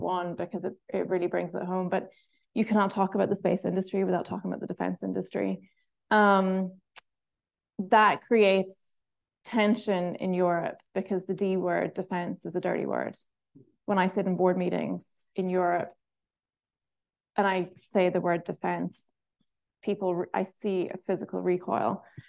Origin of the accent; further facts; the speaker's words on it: Ireland; one of the pros of being Irish